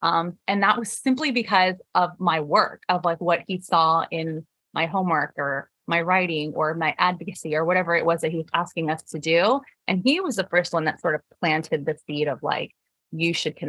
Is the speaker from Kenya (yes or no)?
no; Michigan, United States; born there; my parents immigrated to the US in the 80s and they moved to Michigan. So I was born in Michigan.